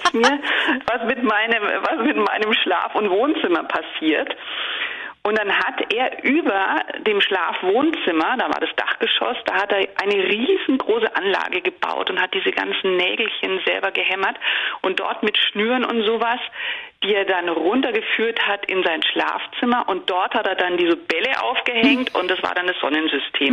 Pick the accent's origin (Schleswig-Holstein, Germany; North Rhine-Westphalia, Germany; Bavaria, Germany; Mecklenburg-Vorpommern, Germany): Bavaria, Germany; moved away as an adult; now in Netherlands; Ich komme ja aus Bayern